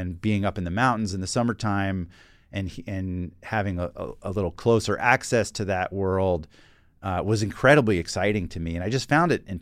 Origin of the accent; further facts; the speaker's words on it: the South, United States; I got into that music because growing up in the South, I was a little bit of like an an you know an angsty uh, adolescent